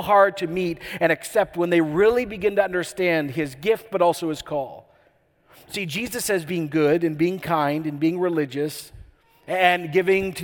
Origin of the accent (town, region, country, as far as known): Canada